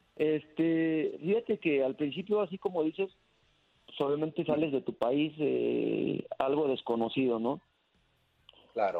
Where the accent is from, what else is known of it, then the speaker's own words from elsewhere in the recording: Mexico; nosotros acá en México